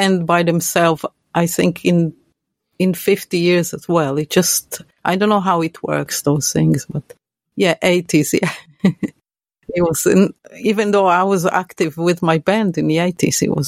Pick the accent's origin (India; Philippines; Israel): Israel; English is a second language; moved away; when I go there, of course I speak Hebrew